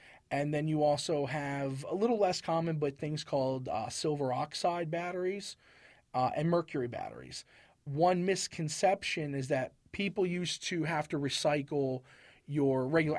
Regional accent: Harford County, Maryland, United States; moved away; I'm from Maryland.

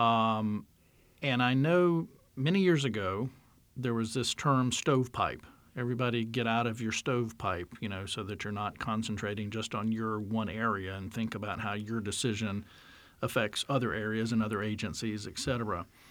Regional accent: North Carolina, United States; I grew up in North Carolina.

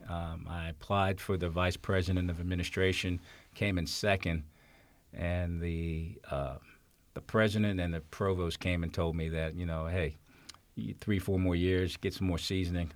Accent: New York City, New York, United States; also born or lived in Essex County, New Jersey / Maryland / James City County, Virginia; now in Fairfax County, United States; I grew up in New York City, uh, lived in New Jersey

